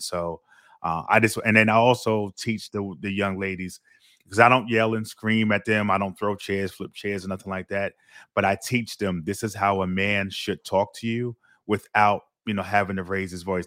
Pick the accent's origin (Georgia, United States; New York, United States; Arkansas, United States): New York, United States; New York City; moved away as an adult; now in Florida, United States; my experience growing up Brooklyn